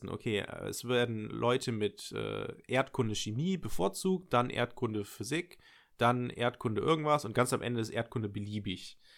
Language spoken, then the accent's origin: German; Nettetal, North Rhine-Westphalia, Germany; ich komme ich komm ja ursprünglich aus Nettetal und es ist tatsächlich auch, den Raum habe ich auch angegeben, ähm, oder Kreis Viersen, München-Gladbach ist das so.